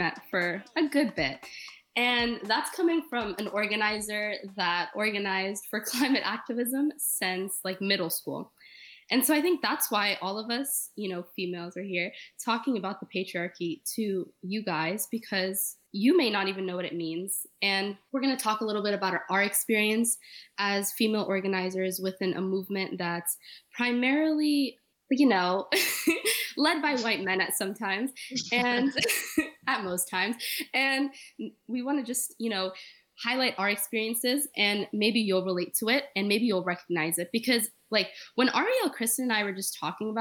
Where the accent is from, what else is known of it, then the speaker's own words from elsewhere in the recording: Egypt; now in Florida, United States; originally from Egypt, but currently in Florida